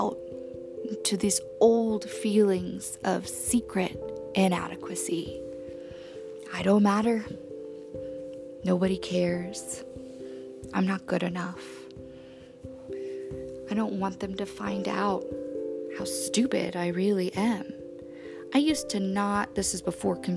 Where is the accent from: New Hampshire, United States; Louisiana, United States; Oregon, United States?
Louisiana, United States; New Orleans; I was born in New Orleans and I was raised by Tom and Hannah